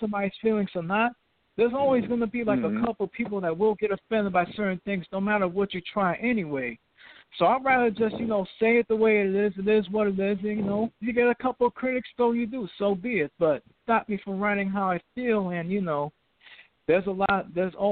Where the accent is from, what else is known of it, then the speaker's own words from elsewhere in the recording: New York City, New York, United States; I'm from Brooklyn, New York